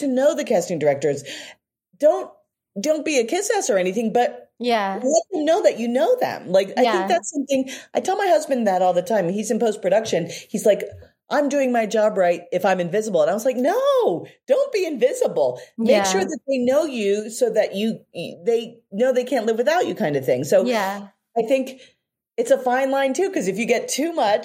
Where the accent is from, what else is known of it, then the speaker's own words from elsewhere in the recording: Philadelphia, Pennsylvania, United States; accent: Philly; my Philly accent